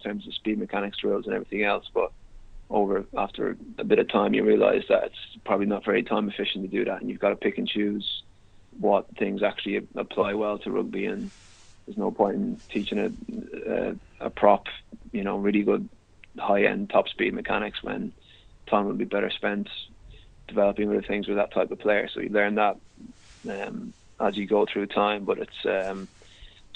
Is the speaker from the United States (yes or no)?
no; Ireland; moved away as an adult; also born or lived in Dublin; now in Gloucester, United Kingdom; I'm Irish